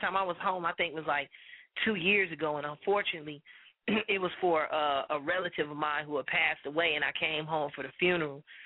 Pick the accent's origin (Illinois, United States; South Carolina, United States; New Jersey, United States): Illinois, United States; Chicago; moved away; my hometown in Chicago